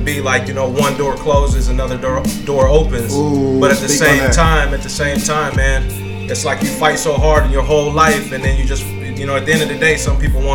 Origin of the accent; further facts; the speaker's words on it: Shreveport, Louisiana, United States; moved away; also born or lived in Santa Cruz, California / East Coast; I'm originally from Shreveport, Louisiana. Moved to California, Santa Cruz, California in 1990